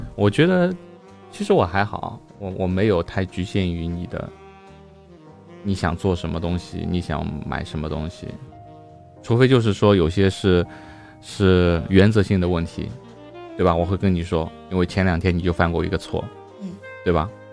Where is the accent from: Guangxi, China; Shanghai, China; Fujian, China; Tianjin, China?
Shanghai, China; 下三化四是我们上海话